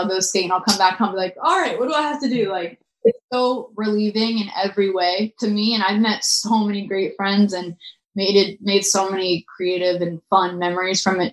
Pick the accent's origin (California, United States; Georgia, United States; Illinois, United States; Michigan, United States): California, United States; Orange County; I'm from Orange County. Like, I feel like, you know, I'm just like from this like little city in Orange County